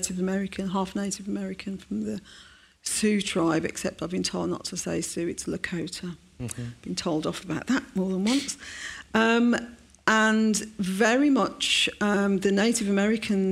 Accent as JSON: {"language": "English", "town": "Birmingham", "region": "West Midlands", "country": "United Kingdom", "tie": "born or raised there", "said": "the day after the pub bombings, I went to school, and my bus was diverted around the city centre"}